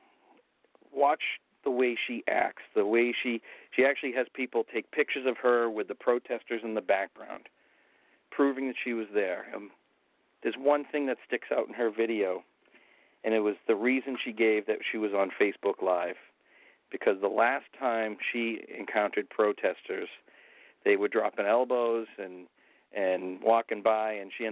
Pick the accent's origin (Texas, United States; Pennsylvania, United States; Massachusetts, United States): Massachusetts, United States; Tewksbury; If you Google Wamisette, Massachusetts, it will pinpoint you right to my hometown